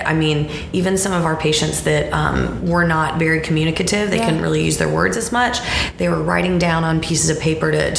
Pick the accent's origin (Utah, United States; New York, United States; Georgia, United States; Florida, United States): Georgia, United States; Atlanta; moved away as an adult; now in Charlotte, United States; I'm from the Atlanta area